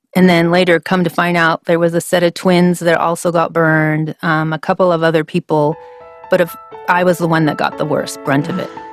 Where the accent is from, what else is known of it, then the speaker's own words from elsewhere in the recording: Vancouver, British Columbia, Canada; moved away as an adult; also born or lived in Washington State / Alpharetta, Georgia; I grew up in Vancouver, Canada